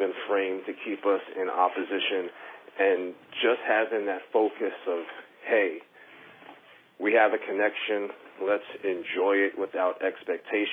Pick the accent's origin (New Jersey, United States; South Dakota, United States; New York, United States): New York, United States; moved away as an adult; now in Philadelphia, United States; I was born and raised in New York, relocated to Philly 6 years ago to raise my child